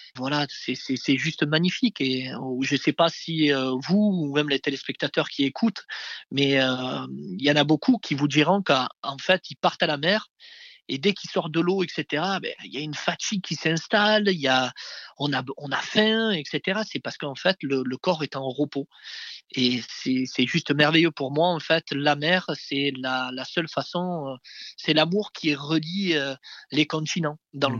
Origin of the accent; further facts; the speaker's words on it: Marseille, Provence-Alpes-Côte d'Azur, France; j'habitais en face de la mer, je suis né à la Castellane, euh, le fameux quartier de, de, Zinedine Zidane